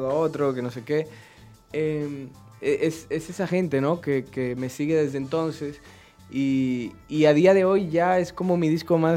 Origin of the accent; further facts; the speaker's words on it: Dominican Republic; obviamente yo soy dominicano